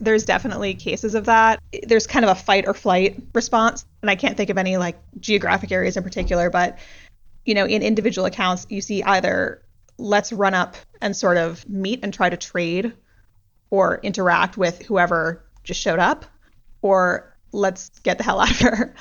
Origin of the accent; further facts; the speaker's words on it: United States; as an American